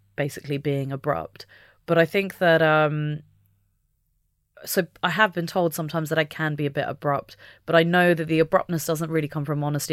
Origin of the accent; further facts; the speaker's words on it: United Kingdom; being British